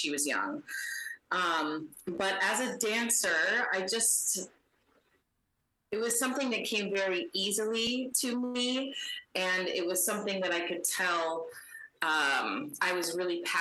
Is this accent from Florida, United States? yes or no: no; San Diego, California, United States; I grew up in San Diego